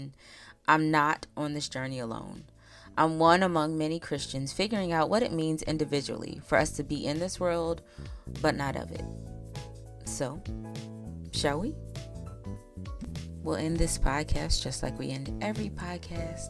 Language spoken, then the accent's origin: English; Pocomoke City, Maryland, United States; I'm a girl from Pocomoke City, Maryland, not Maryland. I'm from the Eastern Shore, not Baltimore.